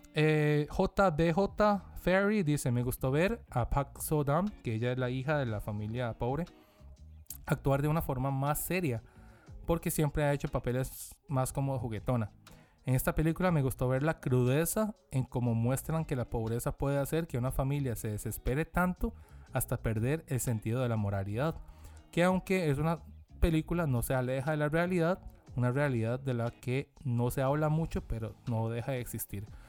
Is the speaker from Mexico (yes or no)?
no; South Korea; uno siendo coreano